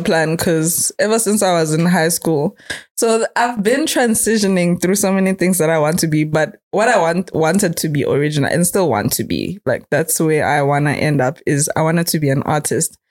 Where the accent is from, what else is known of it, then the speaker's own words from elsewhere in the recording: Eswatini; I'm from Swaziland.